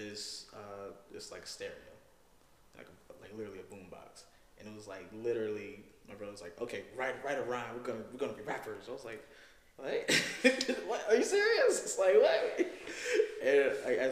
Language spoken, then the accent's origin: English; Virginia, United States; I'm from Virginia